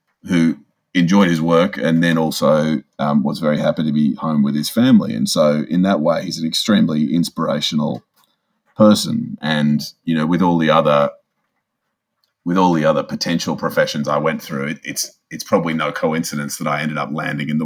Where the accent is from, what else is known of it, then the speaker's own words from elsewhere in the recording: Sydney, New South Wales, Australia; I grew up in a lovely suburb on the lower north shore of Sydney called Greenwich with my mum and dad and younger brother